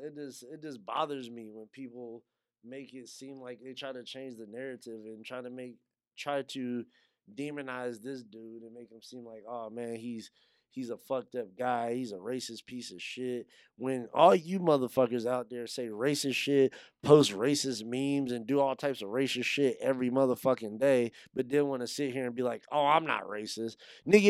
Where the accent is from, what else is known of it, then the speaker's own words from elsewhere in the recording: Yuma, Arizona, United States; I grew up in Yuma. I went to high school in Yuma.